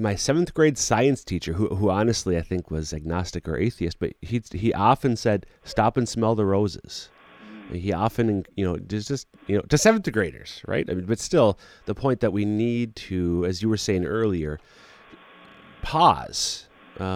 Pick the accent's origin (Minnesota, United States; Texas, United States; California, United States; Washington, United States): Minnesota, United States; central; moved away; my hometown in central Minnesota